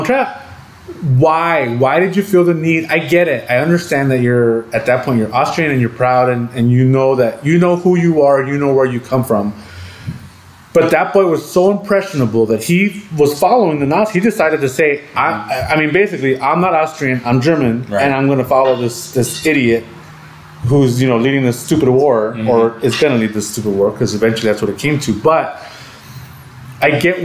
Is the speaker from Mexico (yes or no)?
yes; Mexico; So I'm still from Mexico?